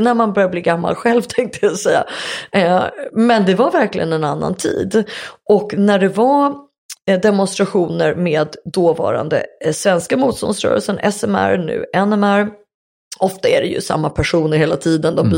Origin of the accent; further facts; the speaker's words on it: Sweden; jag var svensk